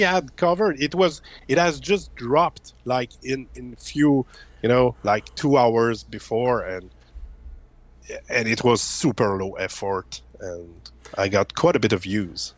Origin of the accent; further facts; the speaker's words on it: Quebec, Canada; English is a second language; I'm from Quebec, Canada.